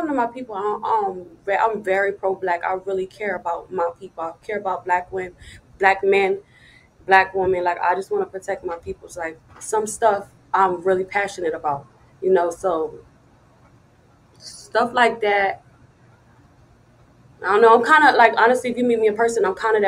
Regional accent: Wilmington, Delaware, United States; moved away; I come from Delaware, Wilmington, Delaware. I don't want my children to live there. It's really wild. Like, all my friends are drug addicts. Like, literally, everybody that I grew up

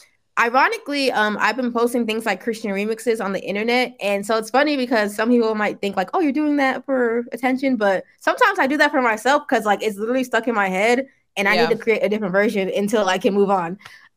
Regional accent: Nigeria; even though you want to get closer to your African roots, me being Nigerian, I'm fully aware that like, hey, some of my ancestors were worshiping idols.

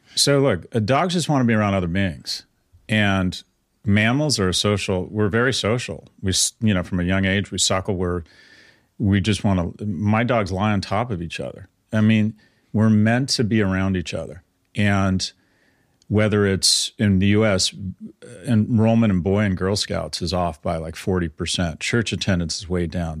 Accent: California, United States; I was born in California in the sixties

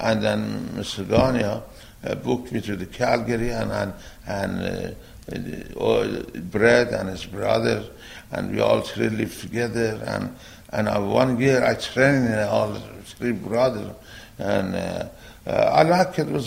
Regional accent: Iran; English is a second language; now in United States; I'm from Iran

